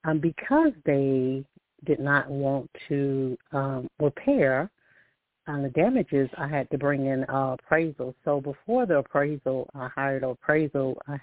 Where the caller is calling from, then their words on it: Alabama, United States; I'm calling from Alabama.